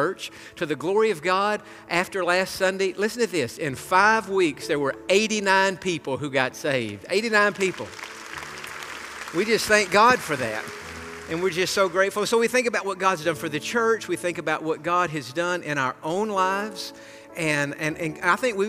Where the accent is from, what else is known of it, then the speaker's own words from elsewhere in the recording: Tennessee, United States; moved away; I grew up in Tennessee